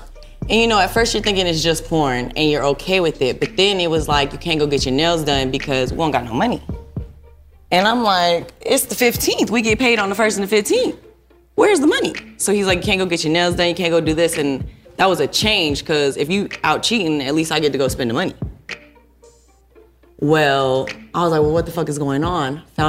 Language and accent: English; California, United States; born there; I was born in California, but I'm an Army brat.